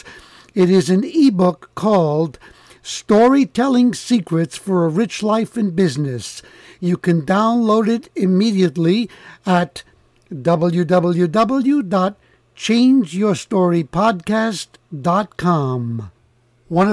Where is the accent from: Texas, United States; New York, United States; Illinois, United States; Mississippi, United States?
New York, United States; New York City; I am from the Bronx, the other borough